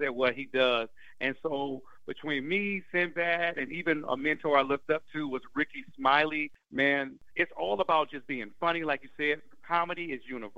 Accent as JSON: {"language": "English", "town": "Oakland", "region": "California", "country": "United States", "said": "I'm from Oakland"}